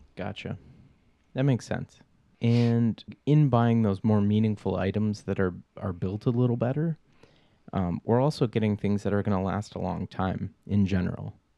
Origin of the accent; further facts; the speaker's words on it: Minnesota, United States; I'm from Minnesota.